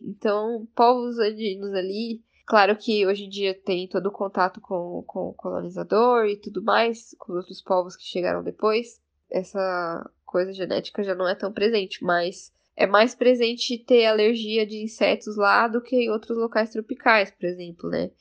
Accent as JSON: {"language": "Portuguese", "region": "São Paulo", "country": "Brazil", "tie": "born or raised there", "said": "sou brasileira boliviana, nasci aqui em São Paulo, mas a minha família paterna é da etnia Quechua, do norte de Potosí"}